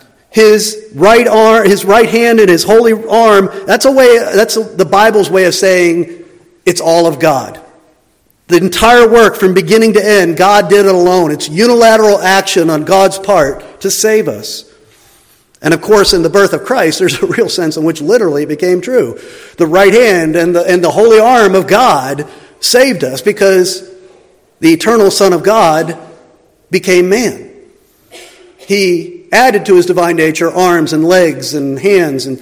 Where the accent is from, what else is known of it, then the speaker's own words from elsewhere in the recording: the East, United States; moved away; also born or lived in Kansas City; I'm from the East